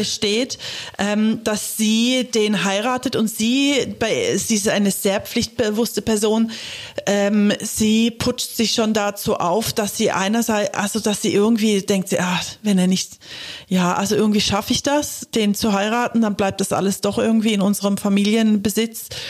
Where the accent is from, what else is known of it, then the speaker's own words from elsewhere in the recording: Germany; also born or lived in England; ich bin in Deutschland aufgewachsen